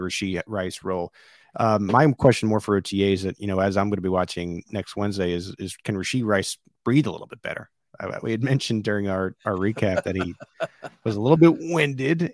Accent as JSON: {"language": "English", "region": "East Coast", "country": "United States", "tie": "born or raised there", "moved": "yes", "said": "growing up on the East Coast about Boston"}